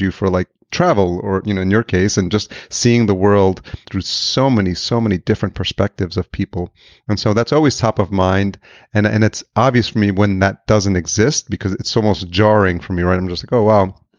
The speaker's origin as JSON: {"language": "English", "town": "Yonkers", "region": "New York", "country": "United States", "tie": "born or raised there", "also_born_or_lived": "Atlanta / Los Angeles", "moved": "as an adult", "lives_now": "Minneapolis, United States", "said": "I grew up in Yonkers"}